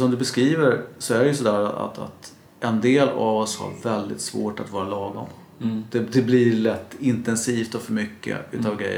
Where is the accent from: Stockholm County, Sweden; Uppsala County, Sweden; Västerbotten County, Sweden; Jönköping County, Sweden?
Stockholm County, Sweden; Stockholm; also born or lived in Norrköping; jag är faktiskt uppvuxen i Vällingby men bor i en söderförort.